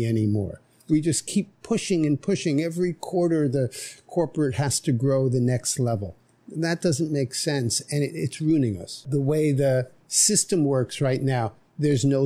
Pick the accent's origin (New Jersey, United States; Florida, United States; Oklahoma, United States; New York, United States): New York, United States; New York City; moved away as an adult; now in Nosara, Costa Rica; I grew up in New York City